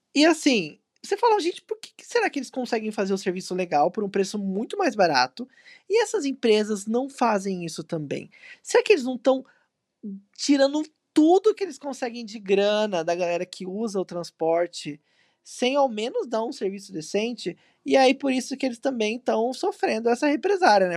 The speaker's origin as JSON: {"language": "Portuguese", "town": "São José dos Campos", "region": "São Paulo", "country": "Brazil", "said": "A gente que é do Vale do Paraíba, eu sou de São José"}